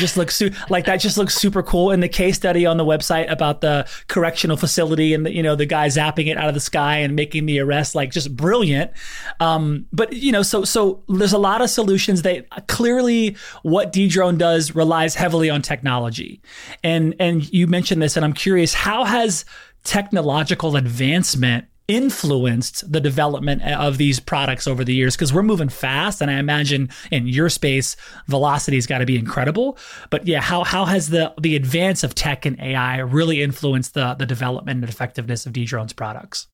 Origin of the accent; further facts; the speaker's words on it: Lafayette, Louisiana, United States; I'm from Louisiana